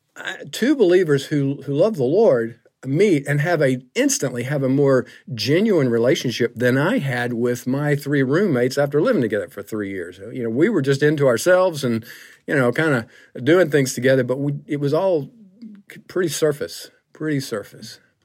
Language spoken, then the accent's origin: English; Griffin, Georgia, United States; I grew up in the South, forty miles south of Atlanta, a little town called Griffin